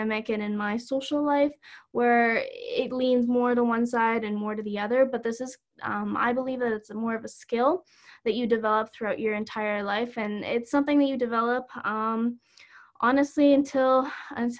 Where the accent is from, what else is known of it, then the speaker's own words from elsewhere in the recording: Calgary, Alberta, Canada; I'm from Calgary.